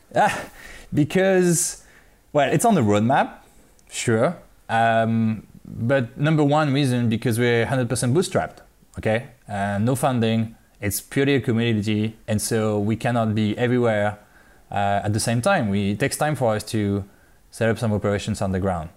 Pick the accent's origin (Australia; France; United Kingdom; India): France; moved away as an adult; now in China; I'm from France.